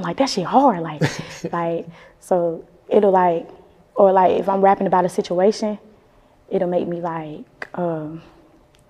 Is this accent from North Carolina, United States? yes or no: yes; Winston-Salem, North Carolina, United States; I'm from the Trey. The Trey is Winston-Salem, but the nickname for it is Trey Foe.